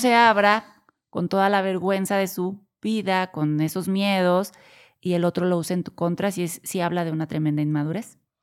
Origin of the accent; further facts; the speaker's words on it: Mexico; also born or lived in Corregidora, Querétaro; Somos de México y vivimos en, Querétaro, corregidora Querétaro.